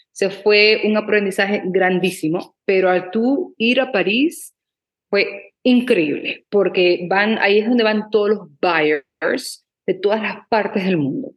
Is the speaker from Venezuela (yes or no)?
yes; Maracaibo, Zulia, Venezuela; also born or lived in Abu Dhabi; now in Los Angeles, United States; yo soy de Maracaibo, Venezuela